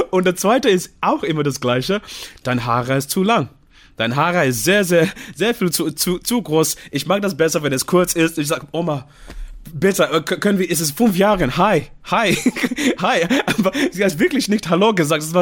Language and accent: German; Zimbabwe; German is a second language; ich komme aus dem Zimbabwe, ich muss auch.